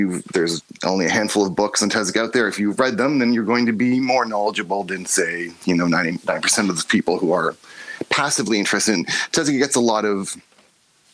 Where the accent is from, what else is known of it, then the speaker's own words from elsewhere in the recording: Toronto, Ontario, Canada; I'm from Toronto